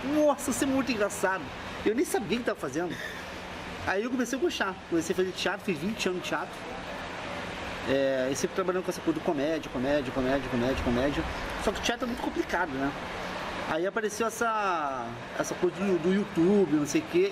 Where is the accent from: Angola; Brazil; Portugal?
Brazil; Rio de Janeiro; also born or lived in Curitiba; Eu sou do Rio, mas morei lá.